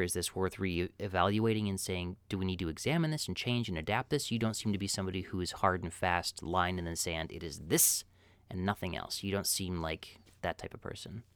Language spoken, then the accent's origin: English; Midwest, United States; as a Midwesterner